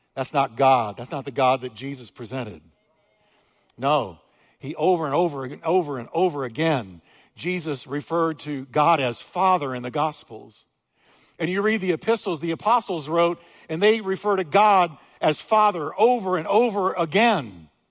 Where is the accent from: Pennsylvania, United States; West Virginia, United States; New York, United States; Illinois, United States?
New York, United States; I'm from New York, don't hold it against me. I'm from New York